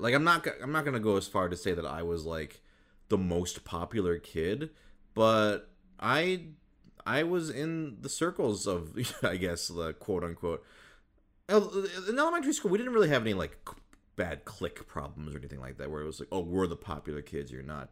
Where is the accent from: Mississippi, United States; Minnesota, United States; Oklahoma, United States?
Minnesota, United States; I grew up in Minnesota